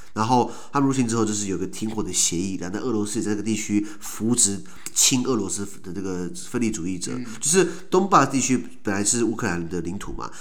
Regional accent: Taiwan; 我台湾人

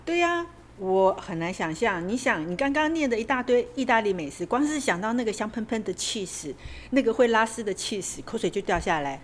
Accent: Taiwan; 我们台湾人

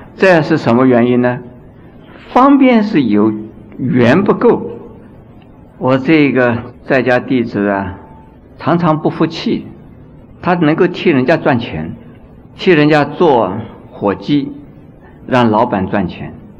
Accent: China; 我们中国人呢，修行佛法呢，所以念佛法门，念到一心不乱

